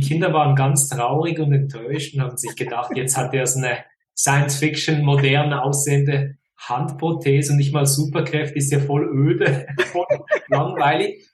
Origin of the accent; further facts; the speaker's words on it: Fribourg, Switzerland; accent: Swiss; now in near Zurich, Switzerland; aufgewachsen in Freiburg, im Kanton Freiburg.